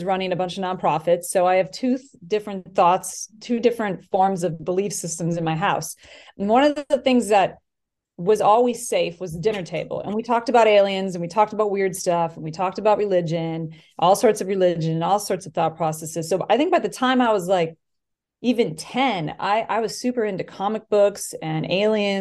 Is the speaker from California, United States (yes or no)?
no; Wisconsin, United States; moved away as an adult; also born or lived in Los Angeles; I went to school for TV and film in the University of Wisconsin because I'm from Wisconsin. And then I moved out